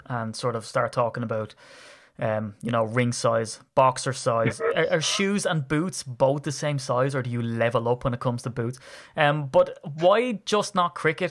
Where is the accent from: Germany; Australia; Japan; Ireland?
Ireland; as an Irishman